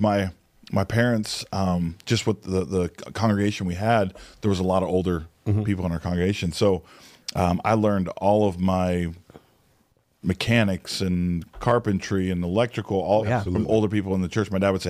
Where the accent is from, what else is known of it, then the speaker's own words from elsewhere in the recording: Cape Girardeau, Missouri, United States; I was born actually in the Northwest. I'm sorry, the Midwest. My dad was in school, and my dad was a minister since I was born, and was in seminary, and then moved to Cape Girardeau, Missouri